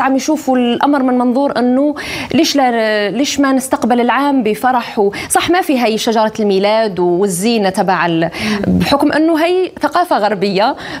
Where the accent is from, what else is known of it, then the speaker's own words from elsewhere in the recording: Algeria; نحن كجزائريين